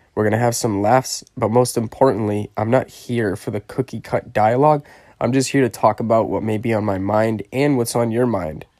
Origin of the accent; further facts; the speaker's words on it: Connecticut, United States; my home state where I grew up, born and raised